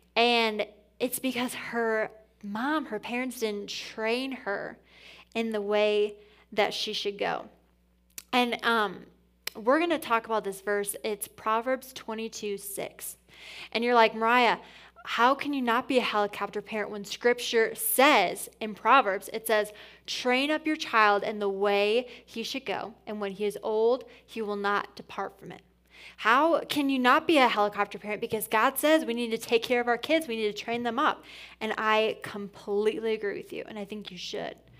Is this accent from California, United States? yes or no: no; Port Huron, Michigan, United States; moved away as an adult; also born or lived in Indiana / Atlanta, Georgia; now in Grand Rapids, United States; I'm born and raised on the east side of Michigan